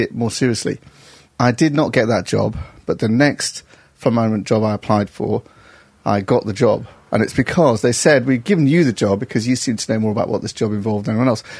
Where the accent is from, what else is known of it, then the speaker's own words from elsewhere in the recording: Stockport, North West England, United Kingdom; moved away as an adult; also born or lived in Oxford / Barnet, London; now in London, United Kingdom; I grew up in Stockport, actually, just south of Manchester